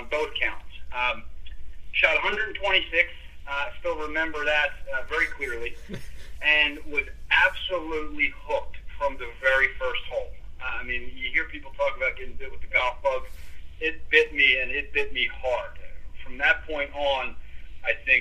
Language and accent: English; Philadelphia, Pennsylvania, United States; Born and raised in Philly